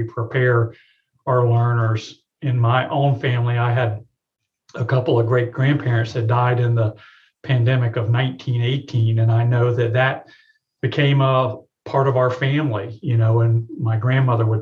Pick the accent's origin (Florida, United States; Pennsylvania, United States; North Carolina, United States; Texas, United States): Florida, United States; Tampa; now in Birmingham, United States; I grew up in Tampa, Florida